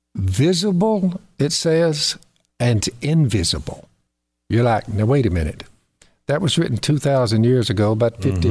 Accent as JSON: {"language": "English", "region": "the South", "country": "United States", "said": "We say dinner in the South."}